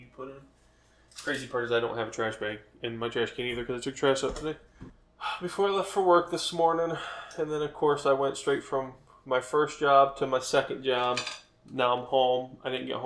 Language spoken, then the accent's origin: English; Cleveland, Ohio, United States; moved away as an adult; now in New Mexico, United States; I was born in the Cleveland, Ohio area, born and raised, and I have always wanted to move out of Ohio